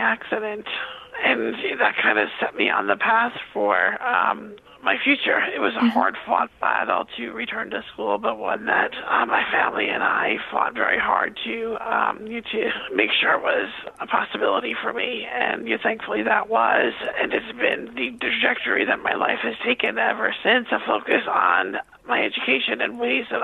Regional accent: Long Island, New York, United States; I grew up on Long Island, where I talked to you today

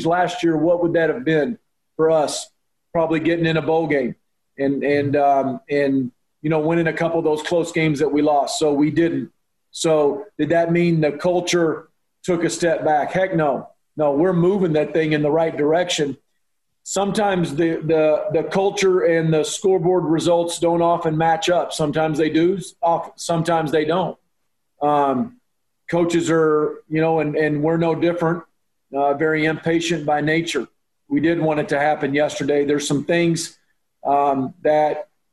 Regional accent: Oklahoma, United States; now in Texas, United States; I grew up in Oklahoma, in a small town in Oklahoma

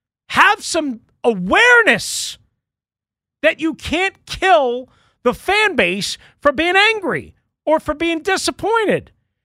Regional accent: New York, United States; I'm from New York. I've lived in New York. I've worked in New York.

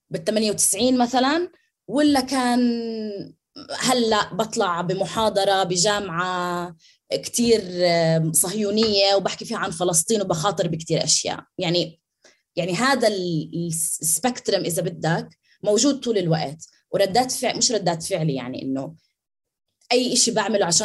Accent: Nablus, West Bank, Palestine; انا طول عمري بتعرف فلسطينيه بس على اساس اني نابلسيه على اهل ابوي اوكي بس

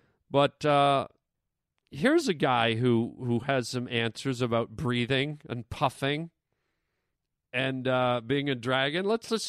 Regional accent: Canada; now in United States; I got to say, I'm from Canada. I know my accent has gone away.

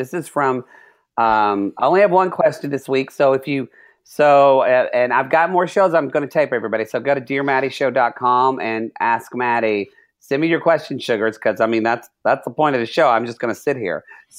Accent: Oklahoma, United States; also born or lived in California; because I'm from Oklahoma and from California, so I have people on all sides.

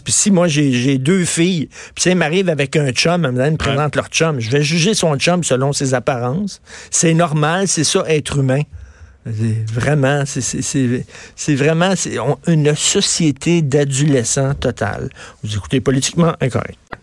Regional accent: Montreal, Quebec, Canada; je viens de Verdun, c'est un milieu très modeste, sinon pauvre

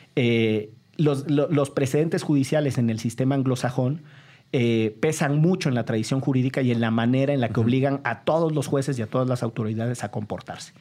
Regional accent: Orizaba, Veracruz, Mexico; moved away; Orizaba, Veracruz, de donde soy oriundo

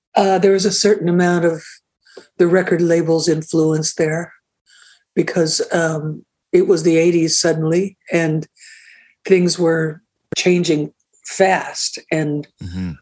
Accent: Seattle, Washington, United States; moved away as an adult; also born or lived in Vancouver, Canada; I'm from Seattle

